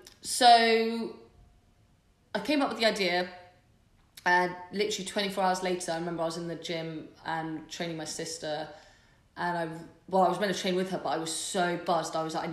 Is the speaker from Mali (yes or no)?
no; Bath, South West England, United Kingdom; born and raised in Bath. Obviously spent a fair bit of time away from Bath, but I'm back.